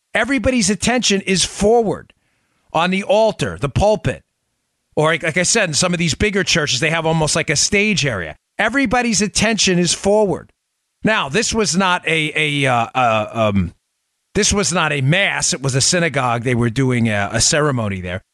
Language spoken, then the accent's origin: English; New York, United States; I grew up in New York